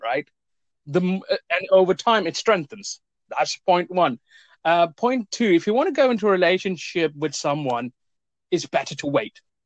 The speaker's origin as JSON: {"language": "English", "country": "India", "moved": "yes", "lives_now": "Cambridge, United Kingdom", "said": "I'm originally from India"}